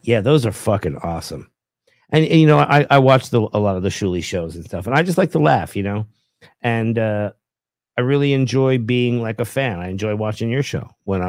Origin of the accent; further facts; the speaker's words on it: New York, United States; There was a time when I came from Long Island and I worked at a Target.